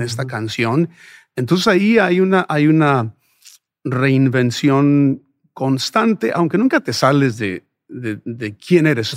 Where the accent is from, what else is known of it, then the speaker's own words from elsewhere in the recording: Sonora, Mexico; moved away; also born or lived in Ciudad Juárez, Mexico / Phoenix, United States; nací y crecí en Sonora